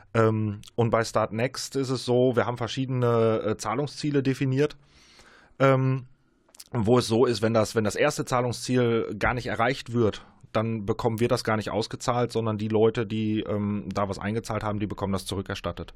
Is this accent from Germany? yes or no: yes; Münster and surrounding area, North Rhine-Westphalia, Germany; wir kommen alle hier aus Münster und aus der Umgebung, aus der Region.